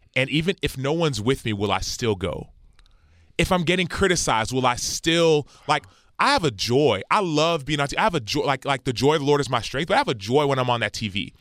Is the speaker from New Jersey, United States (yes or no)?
no; Dallas, Texas, United States; I was born in Dallas, Texas